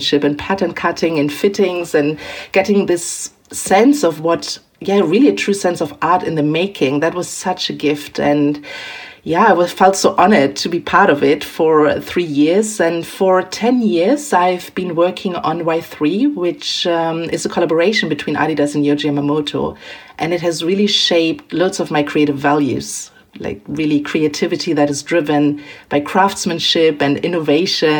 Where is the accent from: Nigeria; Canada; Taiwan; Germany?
Germany; moved away as an adult; also born or lived in Milan / London / Tokyo; I am born and raised in Germany